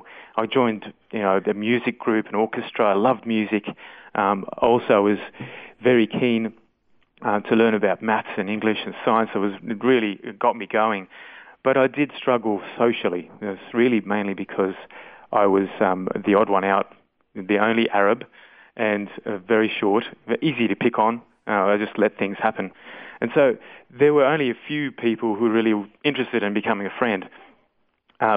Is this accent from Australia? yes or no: yes; Sydney, New South Wales, Australia; now in Goondiwindi, Australia; I was born in Sydney